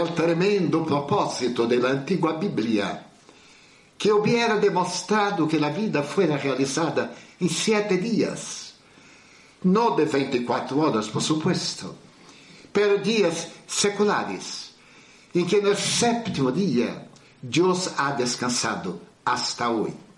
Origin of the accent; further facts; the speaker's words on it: Bahia, Brazil; como um bom baiano brasileiro